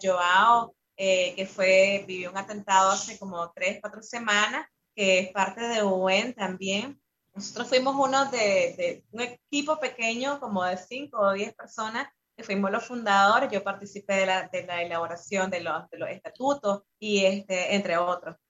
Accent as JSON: {"language": "Spanish", "country": "Nicaragua", "moved": "as an adult", "lives_now": "Costa Rica", "said": "yo soy parte de la unidad de exiliados nicaragüenses, que es una de las organizaciones más fuertes de acá de Costa Rica"}